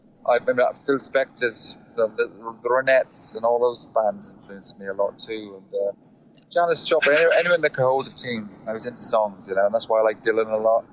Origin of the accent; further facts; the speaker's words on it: South Wales, United Kingdom; accent: Welsh; moved away; also born or lived in London; I'm from South Wales